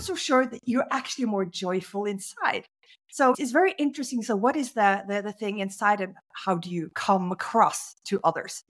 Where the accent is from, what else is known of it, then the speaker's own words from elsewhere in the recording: Norway; I grew up in Norway